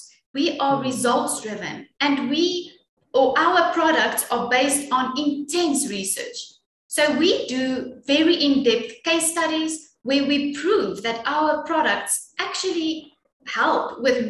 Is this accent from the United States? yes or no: no; South Africa; Well, being proudly South African is quite amazing